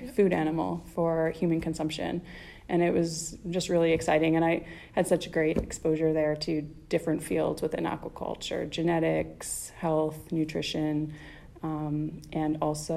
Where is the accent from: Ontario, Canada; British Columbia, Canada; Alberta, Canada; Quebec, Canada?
Alberta, Canada; just outside of Edmonton; moved away as an adult; now in San Diego, United States; I grew up in just outside of Edmonton, Alberta, so it's in the prairie part of Canada.